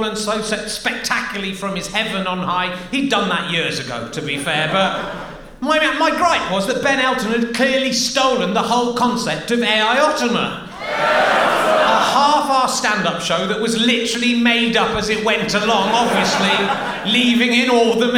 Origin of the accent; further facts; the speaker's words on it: Cheddar, South West England, United Kingdom; I'm from Cheddar